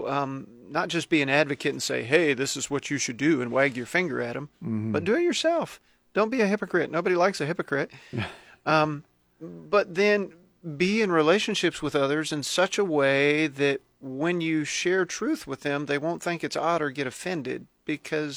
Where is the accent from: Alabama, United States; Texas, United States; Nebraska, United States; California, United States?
Texas, United States; moved away as an adult; now in Lincoln, United States; I grew up in Texas.